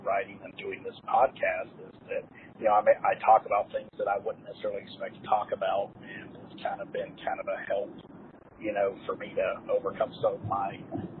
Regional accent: Ohio, United States; moved away; I'm from Ohio originally, I've never actually been to Cincinnati

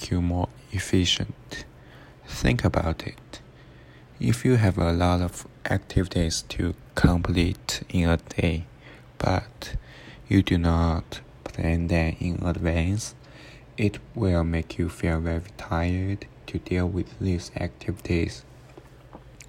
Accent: China; moved away as an adult; now in Arizona, United States; I come from China, and I'm studying at Arizona State University

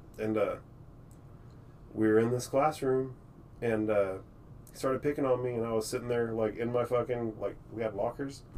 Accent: Circleville, Texas, United States; born or raised there; also born or lived in Austin, Texas / Temple, Texas / Granger, Texas

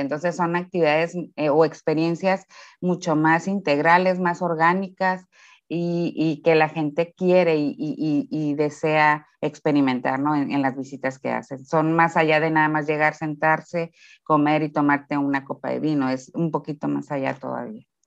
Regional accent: Ensenada, Baja California, Mexico; saben que somos de Ensenada

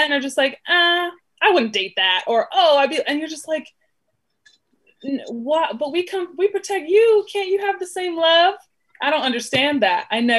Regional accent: Burbank, California, United States; I was in Burbank, so melting pot.

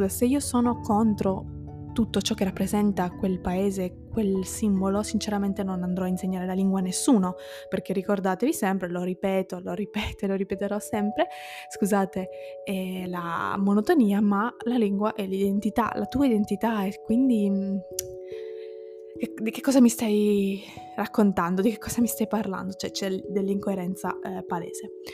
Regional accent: Southern Italy, Italy; io sono del sud ma vivo al nord da ormai dieci anni, quindi il mio accento è abbastanza particolare

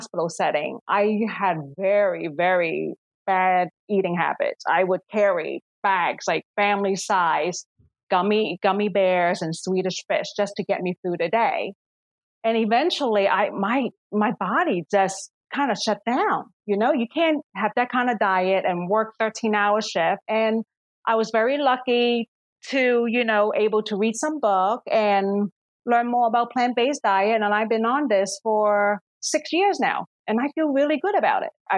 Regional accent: Philadelphia, Pennsylvania, United States; moved away as an adult; also born or lived in Hong Kong; now in Washington, D.C. area, United States; I moved to this country, to Philadelphia, when I was 10 years old. So I'm born in Hong Kong, raised in Philadelphia, and I moved to the DC area around when I was 21 years old

